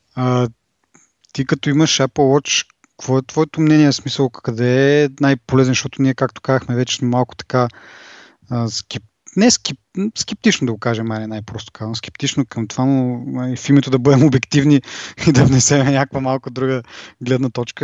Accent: Bulgaria; accent: Bulgarian

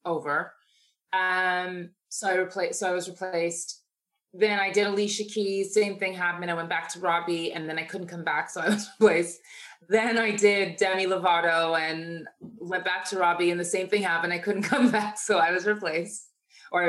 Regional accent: Toronto, Ontario, Canada; moved away as an adult; also born or lived in United States; I was living in Toronto, born and raised in Toronto.

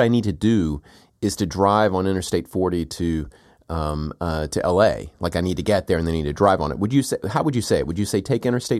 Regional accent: South Carolina, United States; That's where I grew up in South Carolina.

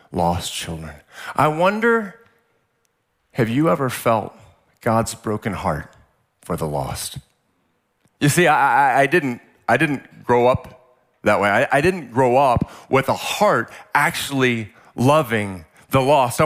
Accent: Central Texas, United States; now in San Diego, United States; I grew up in like Central Texas

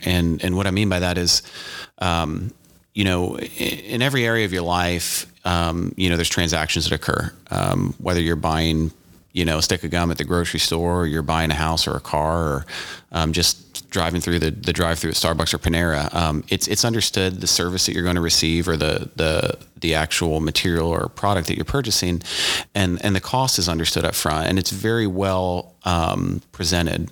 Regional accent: Louisiana, United States; moved away as an adult; also born or lived in East Coast; now in Indiana, United States; born on the East Coast, grew up in Louisiana, um, college down south, and, um, moved up here for med school and residency

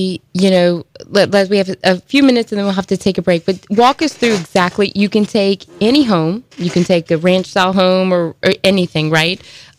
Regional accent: Houma, Louisiana, United States; I grew up in Houma, and we just said that, but like, you know, down the bayous, five bayous in Terrebonne

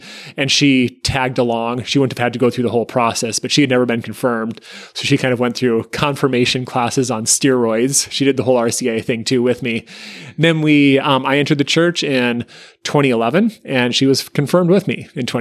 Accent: Minnesota, United States; now in Chicago, United States; I was raised in Minnesota

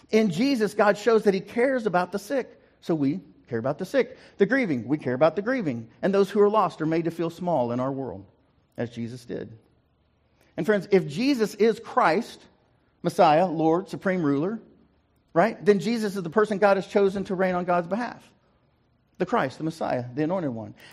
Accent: Guthrie, Oklahoma, United States; also born or lived in Ringling / Prattville / Bartlesville / Fairview; I was born in Ringling, moved to Prattville, moved to uh, Bartlesville, then down to Guthrie, where I was in high school, got moved out of Guthrie um, and uh, out to Fairview.

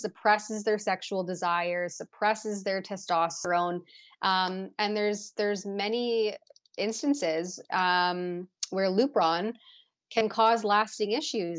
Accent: Canada; as a Canadian

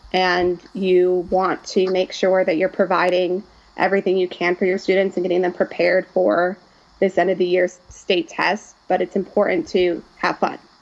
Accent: Chicago, Illinois, United States; moved away as an adult; now in Oxford, United States; I'm originally from the Chicagoland area

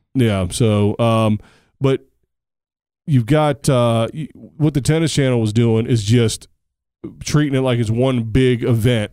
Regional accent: United States; I'm an American

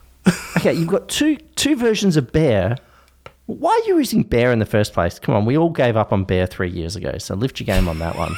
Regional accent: Tasmania, Australia; I was born in Tasmania

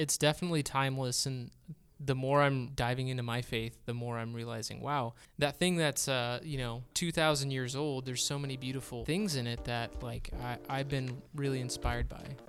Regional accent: Bakersfield, California, United States; moved away as an adult; we're from Bakersfield, California, born and raised there.

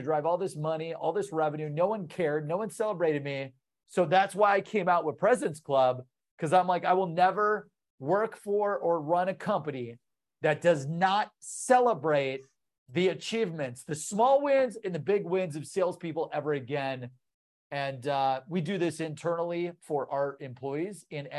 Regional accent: Columbus, Ohio, United States; I'm from Columbus, Ohio

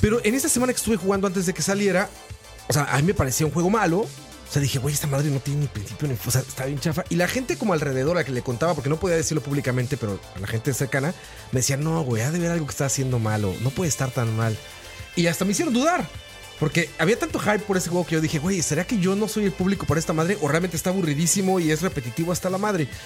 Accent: Mexico; now in Costa Rica; Yo soy mexicano

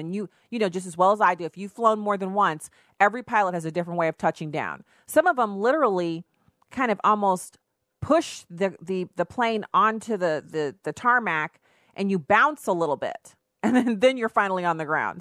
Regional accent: United States; me being an American

